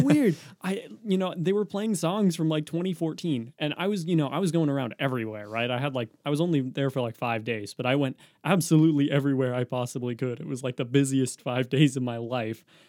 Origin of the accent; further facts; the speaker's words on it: Oregon, United States; we, we're from Oregon.